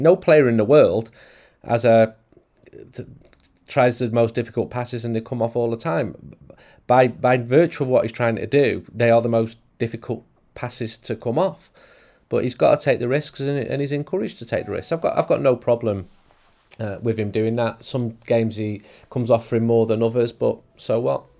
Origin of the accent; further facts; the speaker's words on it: England, United Kingdom; as an English person